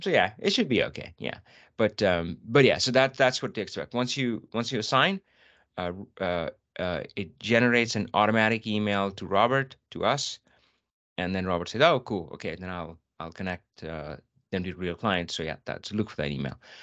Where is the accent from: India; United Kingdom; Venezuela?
India; North India; moved away; I'm from North India